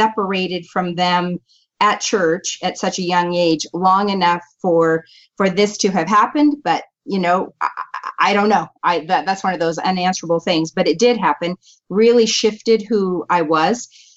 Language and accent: English; San Diego, California, United States; I was born in San Diego, California.